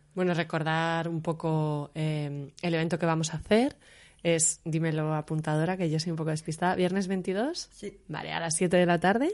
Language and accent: Spanish; Madrid, Community of Madrid, Spain; moved away as an adult; now in Berlin, Germany; yo soy de Madrid